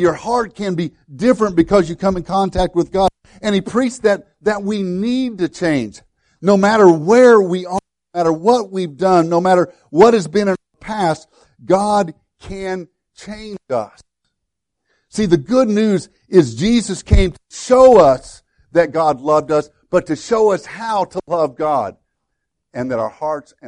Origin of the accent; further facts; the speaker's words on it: Woodlawn, Illinois, United States; My hometown, Woodlawn, Illinois, a little town of about 300 in southern Illinois